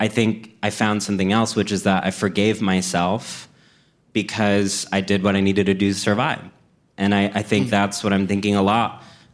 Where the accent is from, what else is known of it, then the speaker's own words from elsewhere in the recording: College Station, Texas, United States; moved away; growing up in College Station, Texas